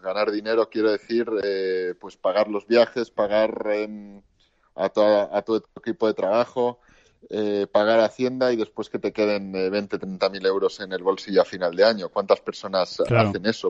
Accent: Spain; salimos de España

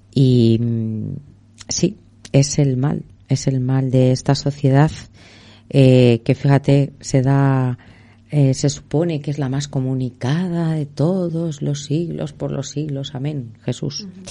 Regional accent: Madrid, Community of Madrid, Spain; nací en Begoña, en el barrio de Begoña. Fue una de las primeras niñas que nació ahí, en el barrio.

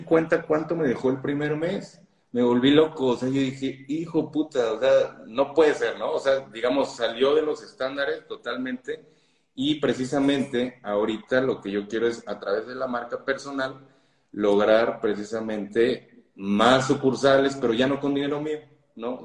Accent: Mexico City, Mexico; yo soy de la Ciudad de México

